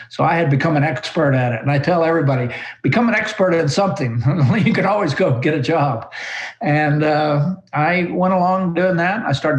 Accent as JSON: {"language": "English", "region": "Oklahoma", "country": "United States", "tie": "born or raised there", "said": "I grew up in Oklahoma on a farm."}